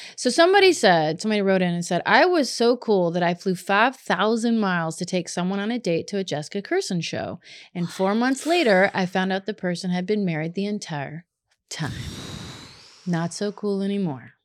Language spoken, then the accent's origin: English; Kentucky, United States; moved away; I grew up in Kentucky